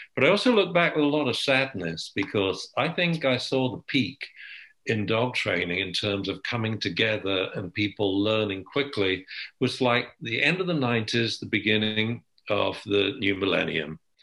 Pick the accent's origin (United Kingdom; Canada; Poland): United Kingdom; England; I'm English